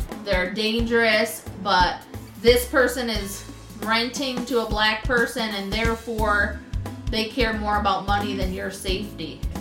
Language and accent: English; United States; moved away; also born or lived in Thailand; I was American